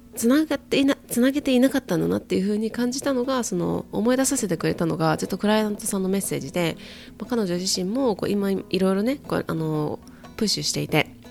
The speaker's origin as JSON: {"language": "Japanese", "region": "Kyoto", "country": "Japan", "tie": "born or raised there", "also_born_or_lived": "United States", "moved": "as an adult", "lives_now": "Hawaii, United States", "said": "私はね京都の育ちなので海にあんまり行ったことがなくてあとはアメリカでも内陸の方が多かった"}